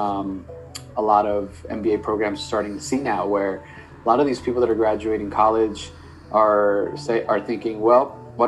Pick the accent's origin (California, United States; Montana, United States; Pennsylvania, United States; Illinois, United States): California, United States; Los Angeles; moved away as an adult; also born or lived in Berkeley; I'm from Los Angeles, and when I went to Berkeley, which is 8 hours north, I've never been to the Bay